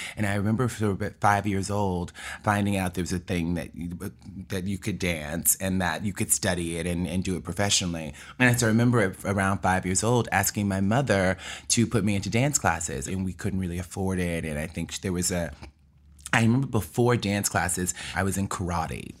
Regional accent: Mobile, Alabama, United States; accent: southern; moved away as an adult; also born or lived in Birmingham, Alabama / New York; I was born and raised in Mobile, Alabama, and my mother was a teacher

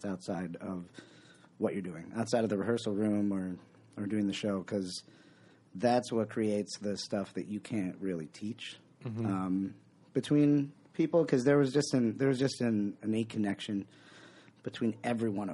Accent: Buffalo, New York, United States; I am from the Buffalo

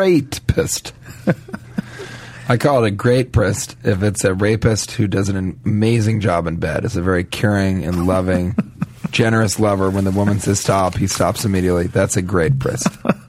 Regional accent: Denver, Colorado, United States; I'm from Denver originally. You know, I grew up outside of Colorado Springs, way outside of Colorado Springs, actually in Denver.

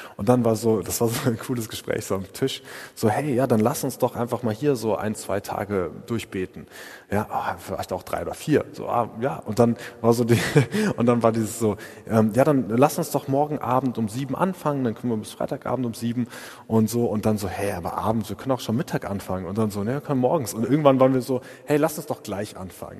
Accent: Freiburg, Baden-Württemberg, Germany; wie wir das als Freiburger machen

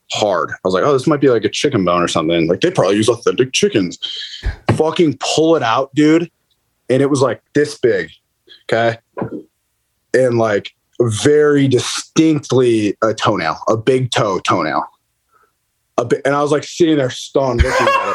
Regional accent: Midwest, United States; I'm from the Midwest

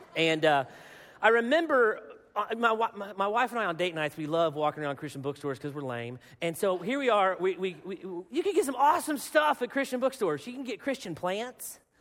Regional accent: Arkansas, United States; I am from Arkansas

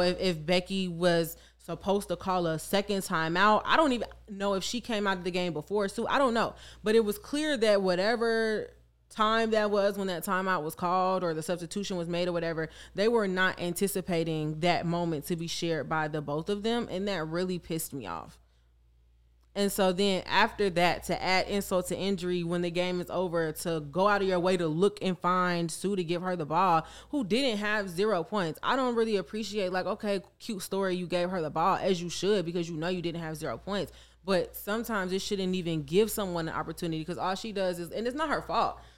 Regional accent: Chicago, Illinois, United States; I am from Chicago. I grew up around it

